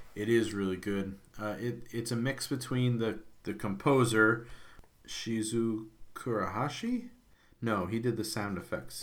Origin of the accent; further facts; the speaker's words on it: United States; as an American